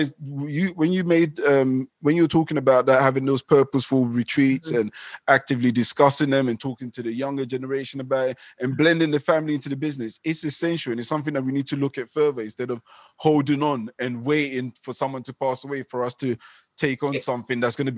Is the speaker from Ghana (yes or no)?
yes; Ghana; born there; So, for instance, I was born in Ghana, and in Ghana, there's well, in the tribe that I'm from, they love this idea of a will